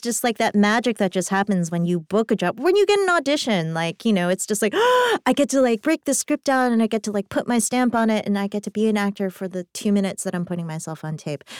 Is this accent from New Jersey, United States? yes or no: no; New York City, New York, United States; as a New Yorker